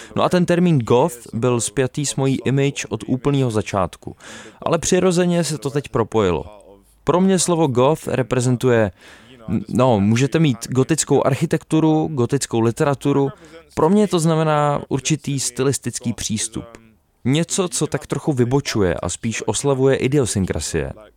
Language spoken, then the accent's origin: Czech; United Kingdom; jsem se narodil v Británii